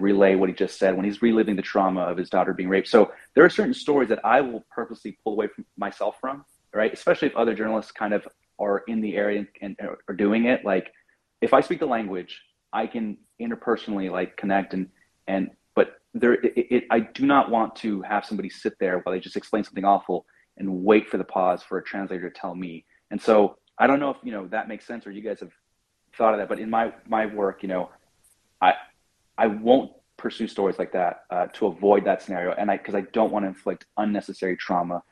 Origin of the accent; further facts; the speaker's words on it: United States; I'm an American journalist